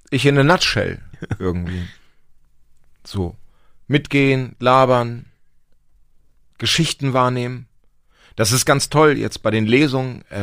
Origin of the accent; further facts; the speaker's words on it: Lower Saxony, Germany; Ich komme aus Nord Nordniedersachsen.